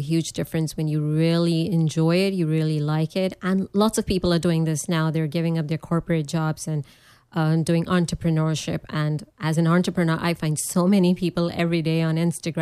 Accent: Pakistan; moved away as an adult; also born or lived in New York / Nebraska; now in United States; I was coming from Pakistan.

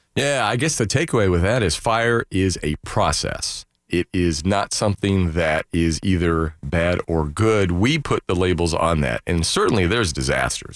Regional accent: Daytona Beach, Florida, United States; as a kid growing up in Daytona

